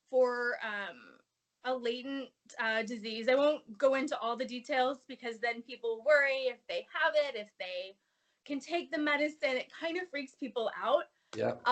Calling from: San Diego, California, United States; Uh, sunny San Diego, where we're having like record highs in January.

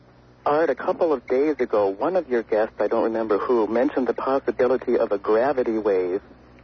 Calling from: Michigan, United States; I'm calling from Michigan.

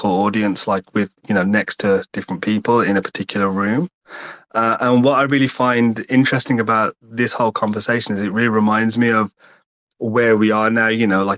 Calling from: England, United Kingdom; I'm calling from the UK, England.

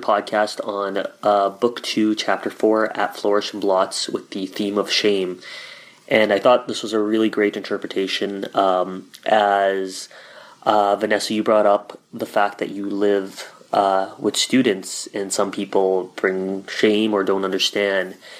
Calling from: Winnipeg, Manitoba, Canada; I'm calling from Winnipeg, Manitoba, Canada

